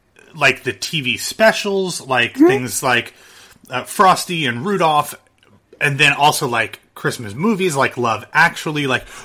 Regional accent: Midwest, United States; moved away; we grew up in the Midwest where there was a lot of snow and it was cold and people were wearing sweaters. Now we live in places where it's probably perfectly acceptable to go out in shorts and t-shirts on Christmas.

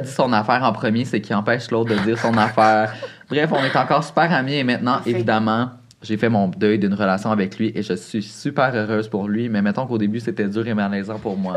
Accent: Saint-Lin–Laurentides, Quebec, Canada; dans mon quartier à moi, moi je venais de Saint-Lin

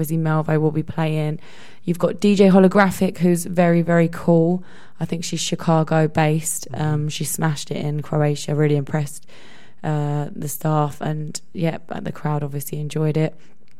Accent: Epping, East of England, United Kingdom; I'm playing in my hometown actually this Saturday in Essex, in Epping.

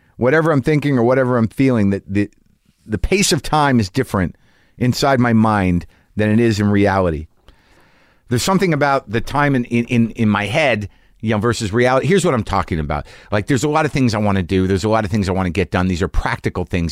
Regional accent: New Mexico, United States; I grew up in New Mexico

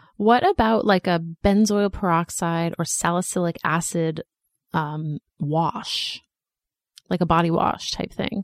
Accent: Boston, Massachusetts, United States; moved away as an adult; also born or lived in Philadelphia / New York; now in Los Angeles, United States; I grew up in Boston and I went to college in Philadelphia and then I lived in New York

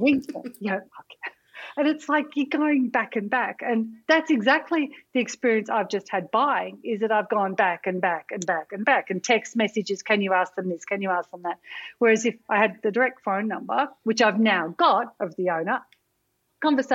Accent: Melbourne and Camperdown, Victoria, Australia; I grew up in between Melbourne and Camperdown

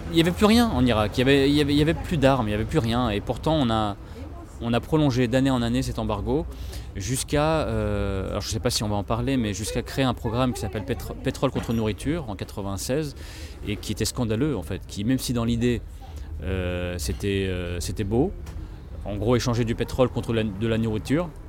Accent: France; toutes les choses qui moi, en tant que petit français, me semblaient effectivement acquises, ce qui était le cas en France

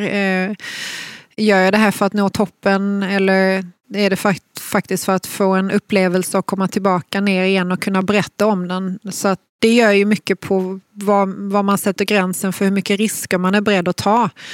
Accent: Malmö, Skåne, Sweden; jag är ju född och uppvuxen i Malmö

